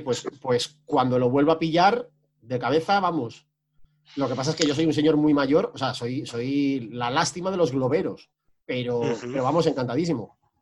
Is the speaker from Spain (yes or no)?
yes; northern Spain, Spain; moved away; Yo, como norteño emigrado